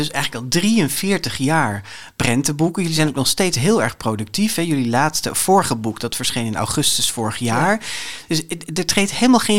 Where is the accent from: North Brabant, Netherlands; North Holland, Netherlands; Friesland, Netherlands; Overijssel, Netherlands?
Friesland, Netherlands; ik ben Fries